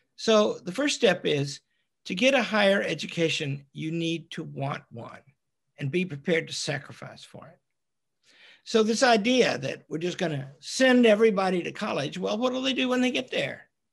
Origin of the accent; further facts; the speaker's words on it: Arkansas, United States; We're both from Arkansas.